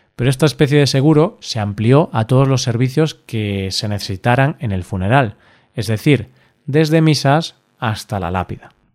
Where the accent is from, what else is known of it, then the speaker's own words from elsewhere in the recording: Galicia, Spain; Galicia, mi tierra